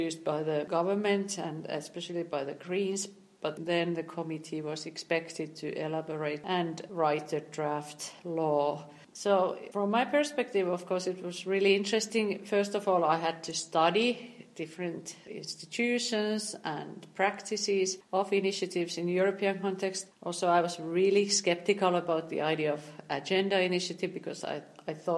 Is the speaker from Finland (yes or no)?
yes; Turku, Southwest Finland, Finland; my hometown Turku